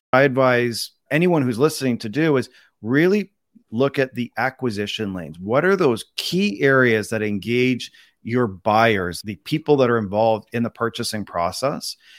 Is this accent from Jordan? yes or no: no; Canada; also born or lived in Toronto, Canada; I'm Canadian, born and raised